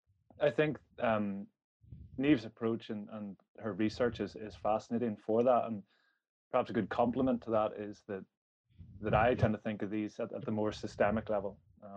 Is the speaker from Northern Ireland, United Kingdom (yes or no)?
yes; Belfast, Northern Ireland, United Kingdom; I'm from Belfast